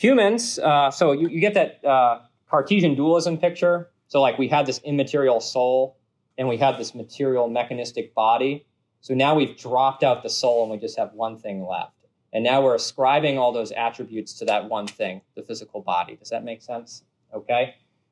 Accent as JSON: {"language": "English", "region": "New England", "country": "United States", "moved": "yes", "said": "I'm from New England"}